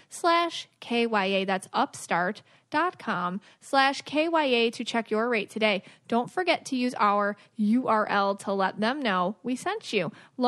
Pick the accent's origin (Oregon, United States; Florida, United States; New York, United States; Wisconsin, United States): New York, United States; Buffalo; So I'm from Buffalo.